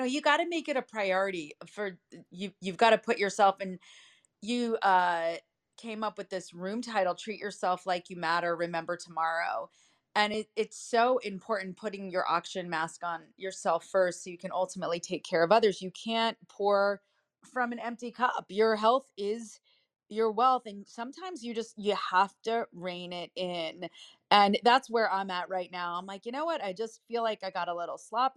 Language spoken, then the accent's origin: English; Livingston, New Jersey, United States; accent: Jersey; I was born in Livingston. I live in New Jersey. I talk Jersey.